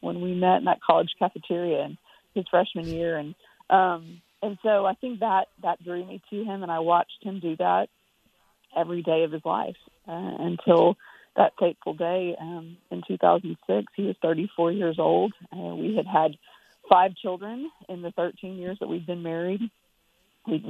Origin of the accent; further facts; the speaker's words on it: United States; moved away as an adult; also born or lived in Texas; now in Nashville, United States; I grew up in New Mexico and Texas